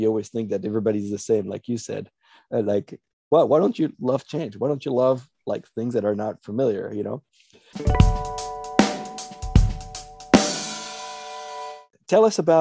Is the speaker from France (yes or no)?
yes; France; moved away as an adult; also born or lived in Arkansas; I was raised in France until I was 18.